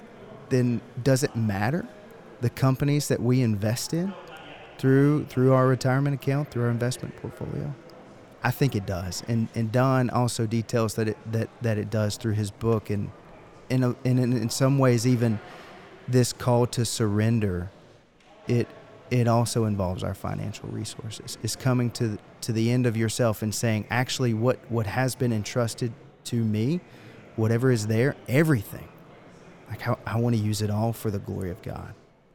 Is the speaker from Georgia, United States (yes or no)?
yes; Georgia, United States; I'm from Georgia. I wear boots. My family grows peaches.